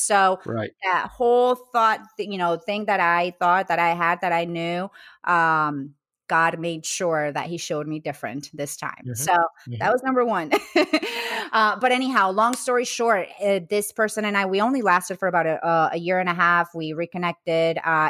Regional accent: Colombia; English is a second language; I grew up Catholic in Colombia, I went to Catholic school.

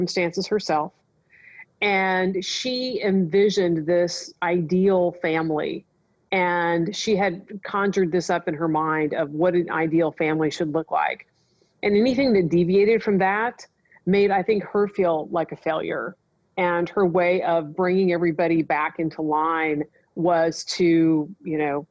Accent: Nebraska, United States; moved away; I grew up in Nebraska.

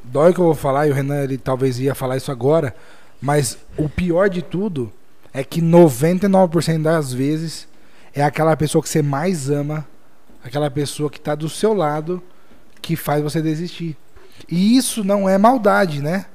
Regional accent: Jaú, São Paulo, Brazil; nós somos de Jaú

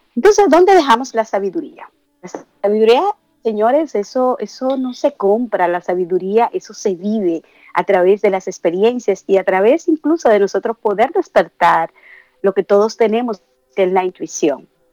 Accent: Dominican Republic; en mi país, yo que vengo de República Dominicana

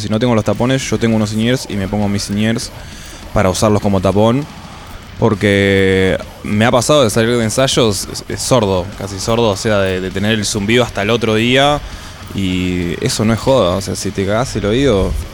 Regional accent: Neuquén, Argentina; De Neuquén, soy de Neuquén Capital.

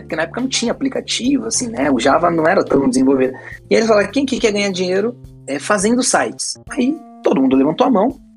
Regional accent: São Paulo, Brazil; also born or lived in Bahia; Eu sou nascido na Bahia, né? Nasci na Bahia e fui criado em São Paulo

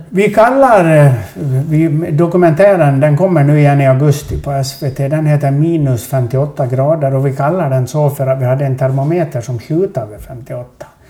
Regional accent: Sweden; vi är ju från Sverige

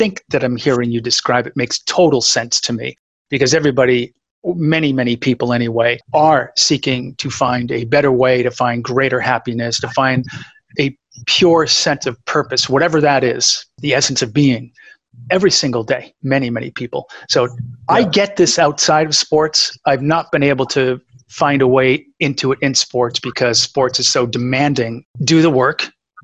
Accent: New England, United States; I grew up playing that in New England

